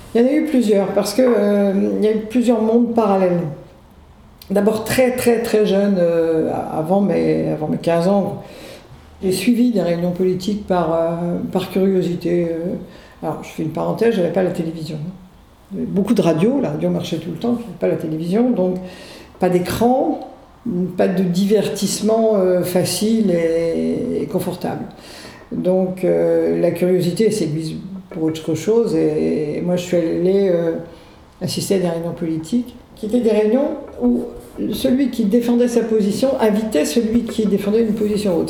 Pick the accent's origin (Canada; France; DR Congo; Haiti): France; Saint-Brieuc, Brittany; also born or lived in Loudéac / Versailles / Rennes; now in Morlaix, France; je suis née à Loudéac dans les Côtes d'Armor. Euh, ensuite, je, suis allée à l'école à Saint-Brieuc